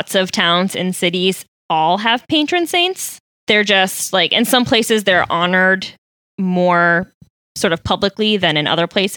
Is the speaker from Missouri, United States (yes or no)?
no; Boston, Massachusetts, United States; now in Arlington, United States; I'm from Dorchester